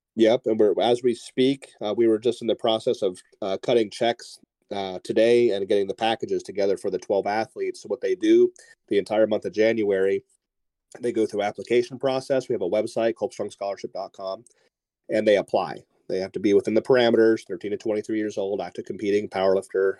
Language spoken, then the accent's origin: English; Northeast Ohio, United States; moved away; I grew up in Northeast Ohio, so Columbus was two hours from where I used to live